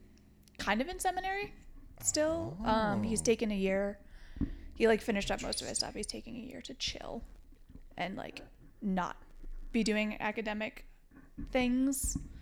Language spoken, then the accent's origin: English; Auburn, Maine, United States; moved away as an adult; now in Lawrence, United States; I'm from Maine. Maine? Yep. No shit. Born and raised.